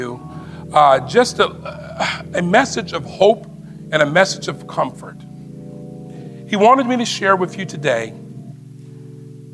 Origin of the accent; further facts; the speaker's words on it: Sitka, Alaska, United States; now in Maryland, United States; I grew up seeing them in Sitka